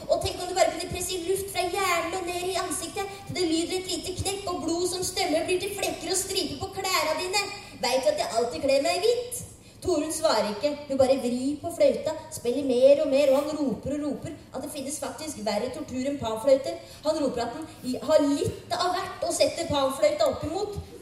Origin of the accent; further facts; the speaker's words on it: Drammen, Buskerud, Norway; jeg er fra Drammen